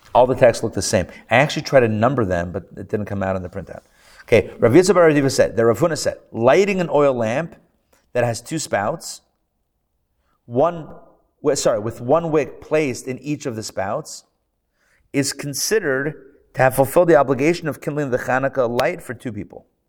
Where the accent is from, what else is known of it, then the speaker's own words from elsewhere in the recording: Pittsburgh, Pennsylvania, United States; now in Atlanta, United States; I grew up in Pittsburgh